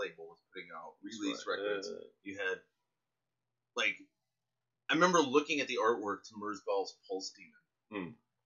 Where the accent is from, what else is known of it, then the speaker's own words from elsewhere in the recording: Chicago, Illinois, United States; now in Japan; I grew up in Chicago, and as a young teenager I got into, you know, grindcore, death metal, and noise all at the same time.